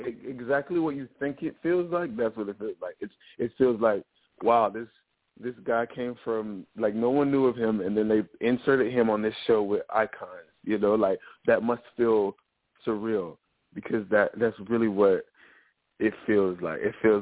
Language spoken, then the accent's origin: English; the South, United States; I'm from the South, you know what I mean?